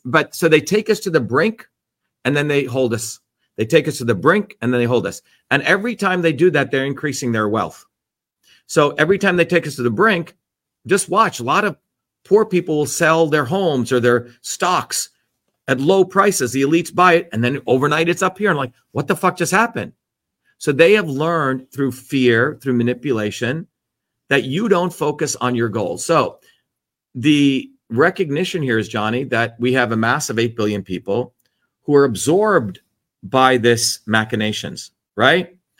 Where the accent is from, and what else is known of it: New Jersey, United States; born or raised there; moved away